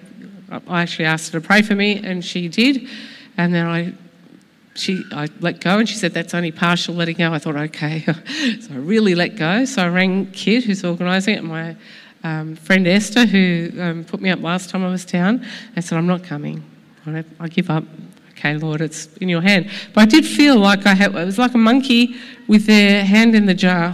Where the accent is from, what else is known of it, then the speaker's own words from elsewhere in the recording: Sydney, New South Wales, Australia; I am from Sydney, yes.